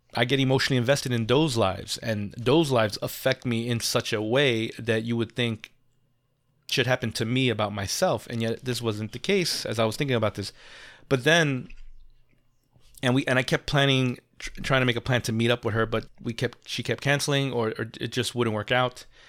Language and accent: English; New York, United States; And I'm a New Yorker. I'm not a tourist.